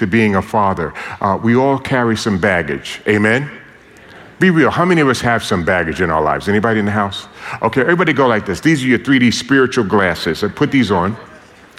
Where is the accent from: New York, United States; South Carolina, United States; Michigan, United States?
New York, United States; New York City; born and raised in New York City, I grew up in a very dysfunctional family.